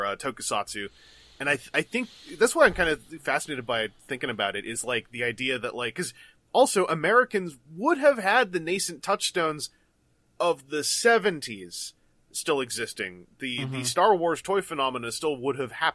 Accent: Canada; I'm from Canada

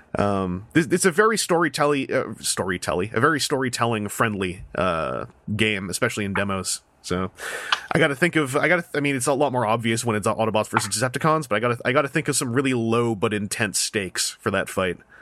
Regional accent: Victoria, British Columbia, Canada; moved away; I went back to my hometown in Victoria, B C

